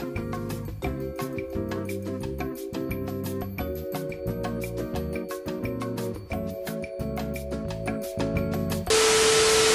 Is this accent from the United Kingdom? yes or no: yes; Doncaster, Yorkshire and the Humber, United Kingdom; I am from Doncaster now